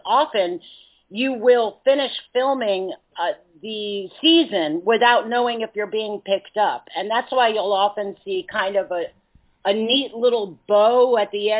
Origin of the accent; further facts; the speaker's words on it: New York City, New York, United States; now in Los Angeles, United States; I grew up in New York City, so it's literally in Manhattan